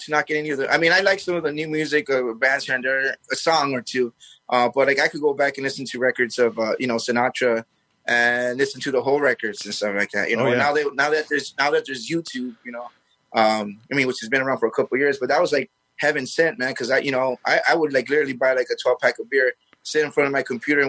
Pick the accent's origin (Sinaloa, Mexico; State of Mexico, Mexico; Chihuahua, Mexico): Sinaloa, Mexico; Mazatlán; we're from Mazatlán